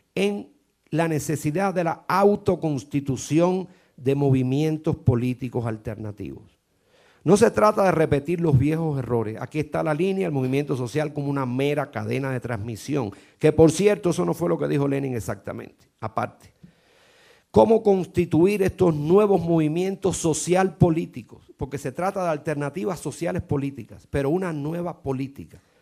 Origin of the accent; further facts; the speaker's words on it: Cuba; Yo como cubano lo siento mucho